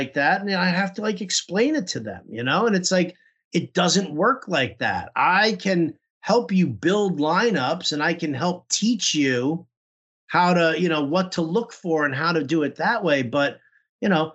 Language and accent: English; New York, United States; moved away as an adult; now in San Francisco, United States; I'm originally from New York and moved out to San Francisco back in 2007